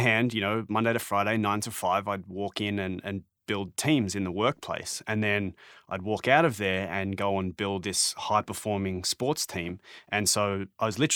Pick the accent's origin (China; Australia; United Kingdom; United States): Australia; Melbourne, Victoria; now in Toronto, Canada; I'm from Melbourne and now I live in Toronto